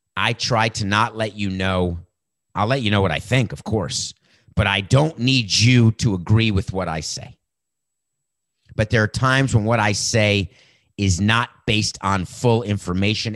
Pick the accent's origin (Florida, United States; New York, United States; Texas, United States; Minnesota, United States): Florida, United States; Miami; my hometown team, the Miami Marlins